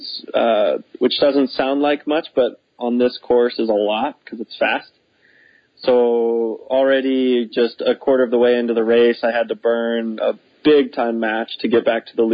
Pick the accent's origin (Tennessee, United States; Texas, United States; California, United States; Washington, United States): Texas, United States; I grew up racing in Texas